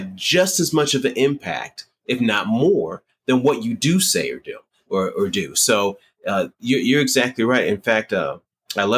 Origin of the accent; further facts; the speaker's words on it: Detroit, Michigan, United States; also born or lived in Miami, Florida; going to high school in Detroit